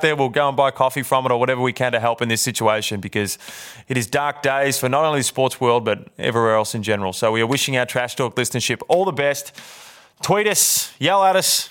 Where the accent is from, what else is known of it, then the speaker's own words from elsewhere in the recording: Victoria, Australia; I'm from Victoria.